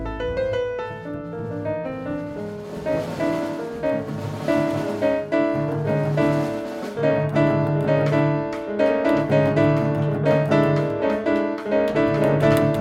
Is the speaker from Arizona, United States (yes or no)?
yes; Phoenix, Arizona, United States; moved away as an adult; now in New York City, United States; Originally, I'm from Phoenix, Arizona, and I moved to New York City in 1995 and have been here ever since.